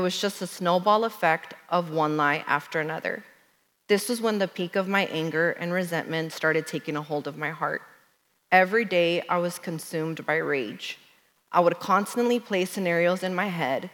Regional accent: Dallas, Texas, United States; I was born and raised in Dallas

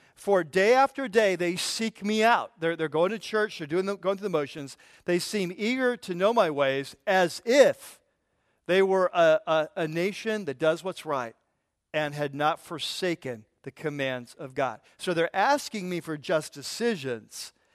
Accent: United States; We're American, we're American Christian

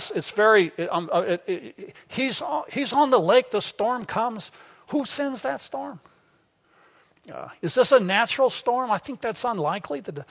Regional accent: Arkansas, United States; I'm from Arkansas

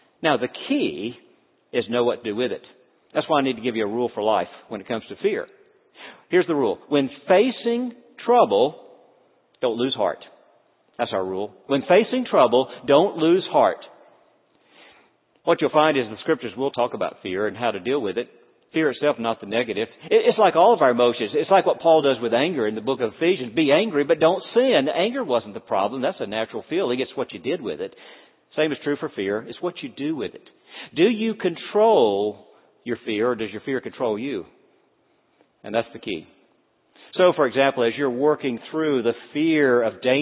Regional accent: North Florida, United States; also born or lived in Deep South; now in Cincinnati, United States; as a small boy growing up in North Florida

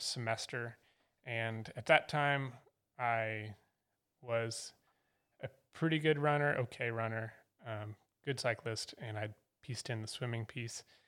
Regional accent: Fort Collins, Colorado, United States; moved away as an adult; now in Asheville, United States; I was born in Fort Collins and spent the first eighteen years of my life there

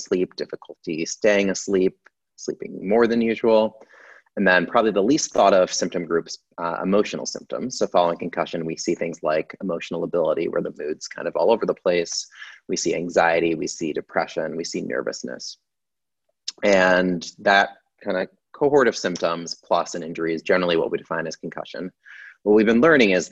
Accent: Syracuse, New York, United States; moved away as an adult; now in Philadelphia, United States; I grew up in upstate New York. I'm from Syracuse

